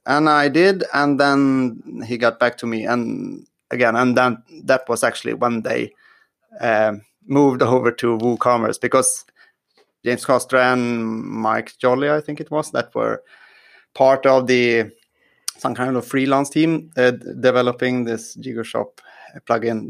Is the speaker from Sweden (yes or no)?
yes; Sweden; I'm from Sweden